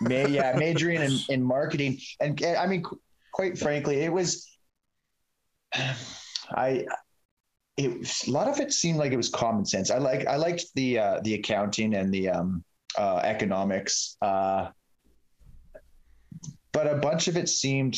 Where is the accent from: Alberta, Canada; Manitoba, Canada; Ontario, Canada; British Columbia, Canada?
British Columbia, Canada; Sicamous; also born or lived in Salmon Arm; I grew up in Sycamose